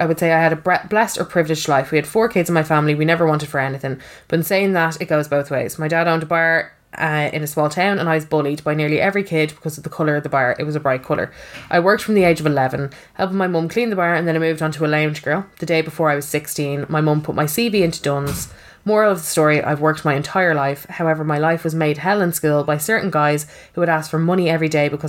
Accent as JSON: {"language": "English", "town": "Finglas", "region": "Leinster", "country": "Ireland", "tie": "born or raised there", "said": "I grew up in Finglas, happy childhood, thought my life was the same as everybody else's."}